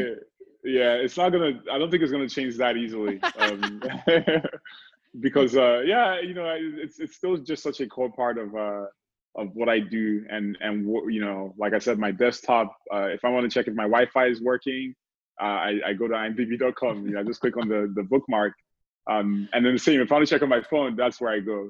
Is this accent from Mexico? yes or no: no; Nigeria; moved away as an adult; now in United States; I grew up in Nigeria, great country also, but I've been here the majority of my life